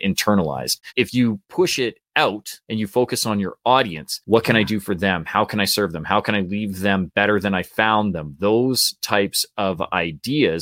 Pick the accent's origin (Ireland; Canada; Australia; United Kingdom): Canada; we're Canadian too